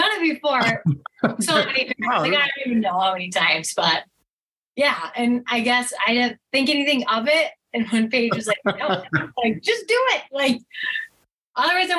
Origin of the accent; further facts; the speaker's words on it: Winnebago, Minnesota, United States; also born or lived in Houston, Minnesota; So I grew up in the town north of Blue Earth. So it's called Winnebago